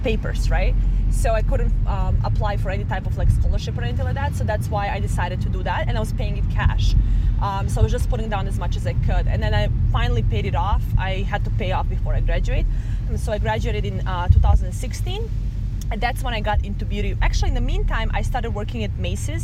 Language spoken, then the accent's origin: English; Serbia; moved away as an adult; now in Las Vegas, United States; I'm originally from Serbia, East Europe